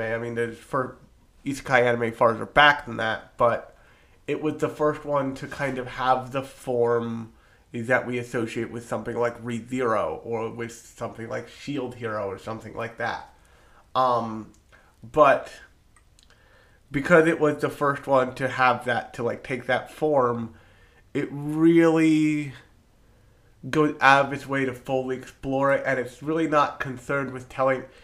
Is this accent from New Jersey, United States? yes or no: yes; New Jersey, United States; I am from New Jersey the pharmaceutical capital of the United States.